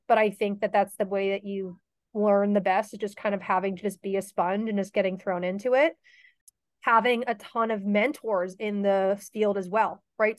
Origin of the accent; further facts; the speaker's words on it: Mystic, Connecticut, United States; I grew up in Mystic, Connecticut